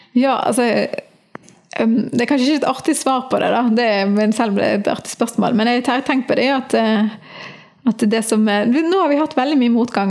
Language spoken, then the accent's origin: Norwegian; Bergen, Vestland, Norway; also born or lived in Florø / United States / Argentina; Jeg er født i Florø, men jeg er vokst opp i Bergen